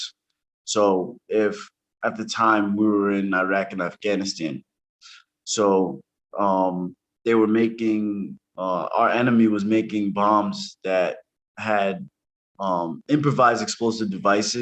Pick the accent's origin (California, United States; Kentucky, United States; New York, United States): New York, United States; New York City; moved away as an adult; also born or lived in Brooklyn; now in New Hampshire, United States; I'm from New York City. I was born in Brooklyn, raised in Spanish Harlem.